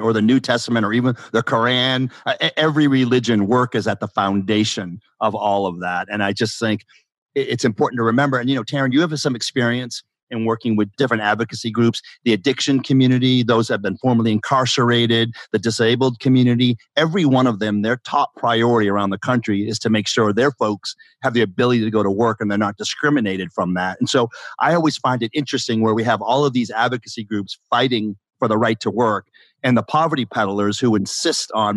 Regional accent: Walterboro, South Carolina, United States; I'm from Walterboro

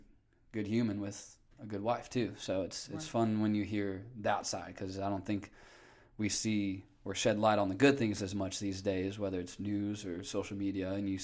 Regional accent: Northwest Indiana, United States; Northwest Indiana.

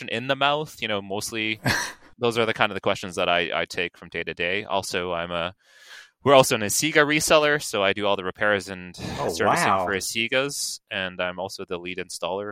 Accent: Toronto, Ontario, Canada; My good friend of mine has a dental office in my hometown called Scarborough

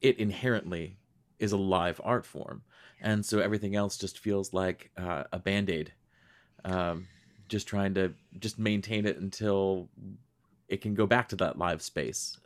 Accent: Rochester, New York, United States; I grew up in Western New York. I grew up in Rochester.

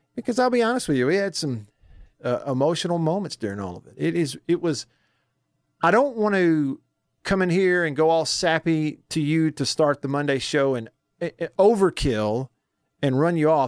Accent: Tupelo, Mississippi, United States; I am from Tupelo.

